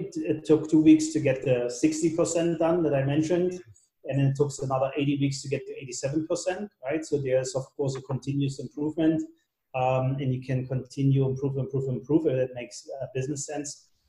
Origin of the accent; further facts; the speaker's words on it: Germany; English is a second language; moved away as an adult; now in United States; So that was kind of my first job when I came to California from Germany.